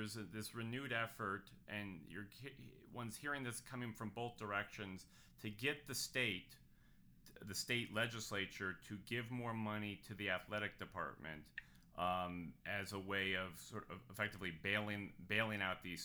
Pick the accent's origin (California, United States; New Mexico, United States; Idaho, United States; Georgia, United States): New Mexico, United States; Albuquerque; I grew up in Albuquerque